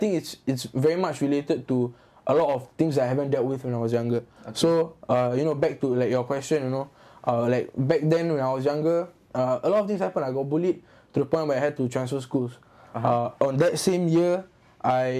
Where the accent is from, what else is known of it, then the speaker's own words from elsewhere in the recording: Singapore; also born or lived in Yishun; I was from Hougang